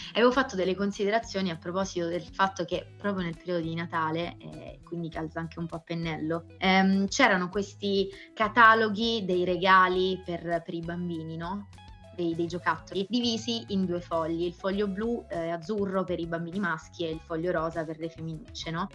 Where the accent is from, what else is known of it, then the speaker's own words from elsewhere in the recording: Sicily, Italy; io sono, sono siciliana